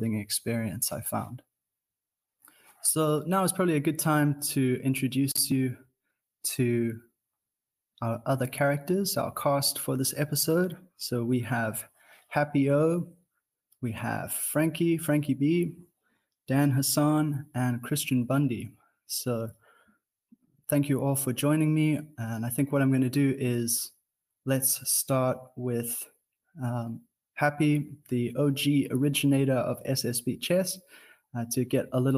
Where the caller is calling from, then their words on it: Cape Town, Western Cape, South Africa; I am calling in from Cape Town